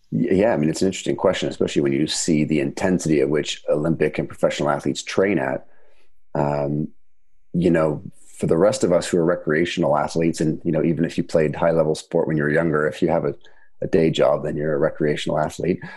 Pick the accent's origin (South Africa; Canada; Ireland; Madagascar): Canada; now in United Kingdom; I'm from Canada, and of course here in the UK